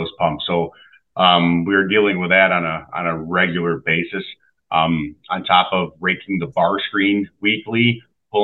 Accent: Sherman, New York, United States; I'm from Sherman. I grew up here

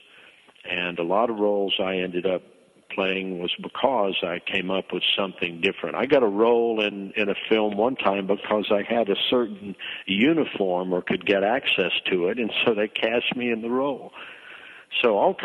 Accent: North Carolina, United States; moved away; I was born in North Carolina, and I still had family there

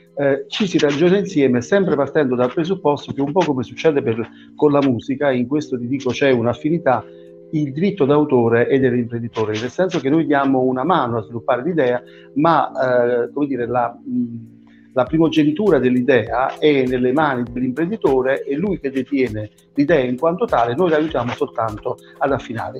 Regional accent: Southern Italy, Italy; al sud da dove vengo io

